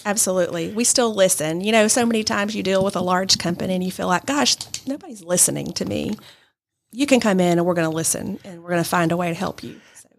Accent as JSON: {"language": "English", "town": "Adairsville", "region": "Georgia", "country": "United States", "also_born_or_lived": "Birmingham, Alabama", "moved": "yes", "lives_now": "Rome, United States", "said": "I'm originally from Adairsville, but live in Rome now"}